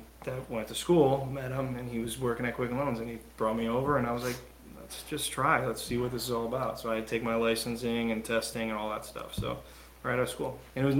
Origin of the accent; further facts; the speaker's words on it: Cleveland, Ohio, United States; also born or lived in Milford, Connecticut; now in Shelton, Connecticut, United States; I'm from, born and raised in Cleveland, Ohio.